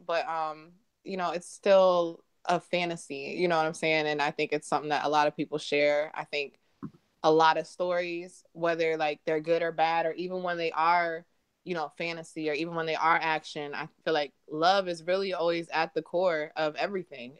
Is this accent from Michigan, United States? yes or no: yes; Michigan, United States; also born or lived in Reading, Pennsylvania; I've been in Michigan ever since then.